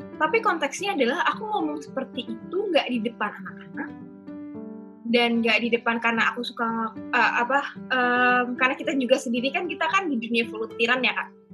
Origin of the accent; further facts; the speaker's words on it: Jakarta, Indonesia; moved away as an adult; now in Semarang, Indonesia; aku ini dari Jakarta, yang kebetulan dari dulu sekolahku tuh selalu di Jakarta Selatan